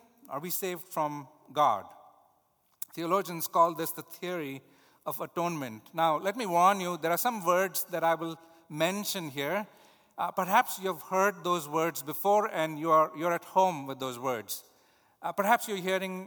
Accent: India; moved away; Hinduism, the religion the culture that I grew up in India

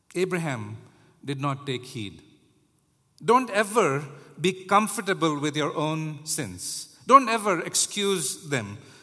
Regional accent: India; now in United States; I was growing up in India

